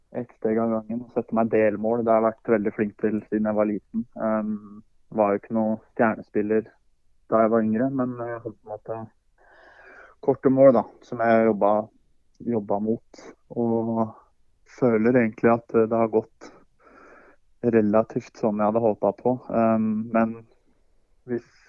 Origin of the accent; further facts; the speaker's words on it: Hamar, Innlandet, Norway; moved away; also born or lived in United States; Det er jo der jeg er ifra